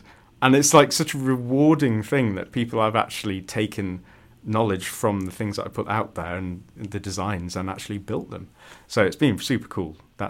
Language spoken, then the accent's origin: English; United Kingdom; It's not good that I don't know about that as a Brit.